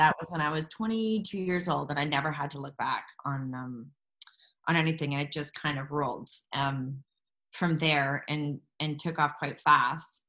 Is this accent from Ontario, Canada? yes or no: no; Jasper, Alberta, Canada; moved away; growing up in Jasper, uh, there's no theater in our school.